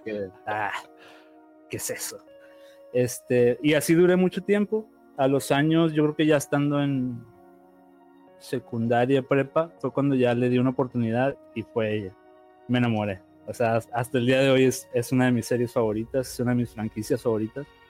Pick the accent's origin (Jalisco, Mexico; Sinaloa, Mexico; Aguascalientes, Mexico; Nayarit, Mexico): Sinaloa, Mexico; yo soy de México, soy de Sinaloa